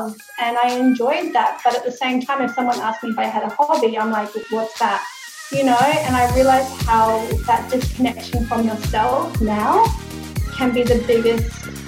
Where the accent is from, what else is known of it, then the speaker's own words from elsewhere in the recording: Adelaide, South Australia, Australia; also born or lived in Melbourne / Northern Territory / New South Wales; now in Sunshine Coast, Australia; We moved to the Sunshine Coast 3 years ago, but we're originally from Adelaide.